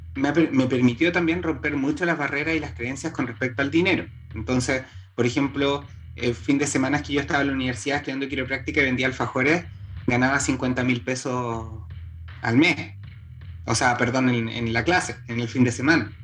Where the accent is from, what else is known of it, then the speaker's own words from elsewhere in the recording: Santiago, Santiago Metropolitan Region, Chile; soy santiaguino, eh, soy chile, hartos caicenianos. Em, nací en Santiago de Chile.